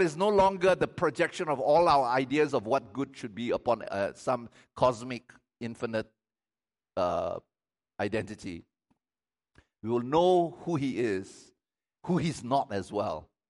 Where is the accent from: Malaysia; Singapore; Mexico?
Malaysia; I'm Malaysian.